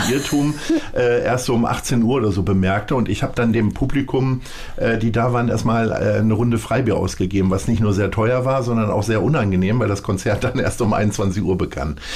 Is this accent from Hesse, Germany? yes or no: no; Stadthagen, Lower Saxony, Germany; aus Niedersachsen. Mhm. Stolzer Niedersachse